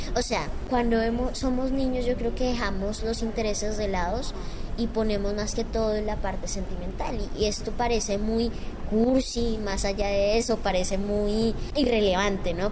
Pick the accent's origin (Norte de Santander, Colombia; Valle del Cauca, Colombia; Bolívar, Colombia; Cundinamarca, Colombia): Cundinamarca, Colombia; Villeta; Soy de Colombia, de Cundinamarca, de Villeta